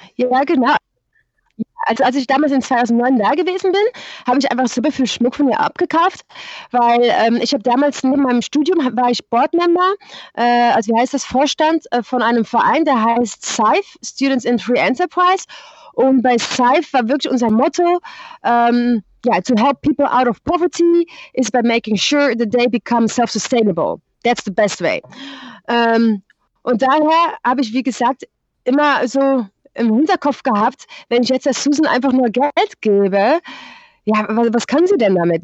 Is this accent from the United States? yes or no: no; Netherlands; German is a second language; moved away as an adult; also born or lived in Germany; ich bin in Deutschland geboren. Ähm, ich bin aber schon mit sechs Jahren nach Holland umgezogen.